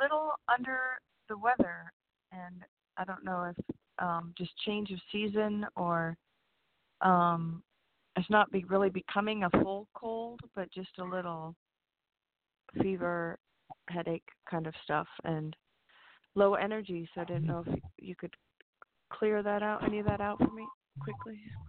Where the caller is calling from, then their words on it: California, United States; Hi, James. This is … from California.